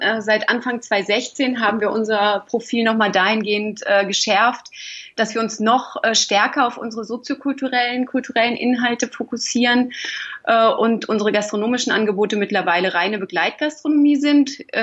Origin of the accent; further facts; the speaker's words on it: Hamburg, Germany; moved away as an adult; also born or lived in Lich, Hesse; now in Fulda, Germany; Geboren bin ich in Lich in Hessen, ähm, aber aufgewachsen äh, am Hamburger Stadtrand. Also bin ich eher ein Nordlicht, würde ich sagen